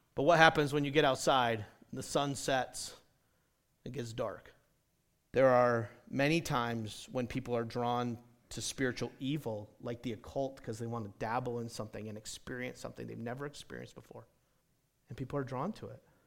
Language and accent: English; New England, United States; now in the American West; I grew up in New England where we had deer.